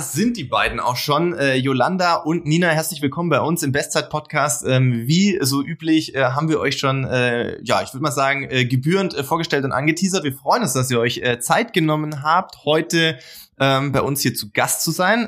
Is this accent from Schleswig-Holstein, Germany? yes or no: no; Baden-Württemberg, Germany; ich komme ja auch aus Baden-Württemberg